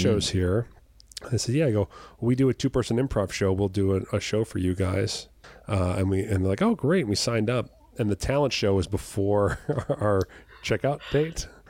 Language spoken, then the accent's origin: English; Jersey Shore, New Jersey, United States; moved away as an adult; also born or lived in US Virgin Islands; I'm from the Jersey Shore, New Jersey